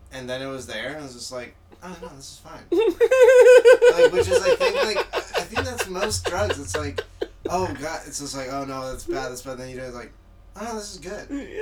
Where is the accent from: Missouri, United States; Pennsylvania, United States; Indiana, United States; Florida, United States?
Florida, United States; I'm from Florida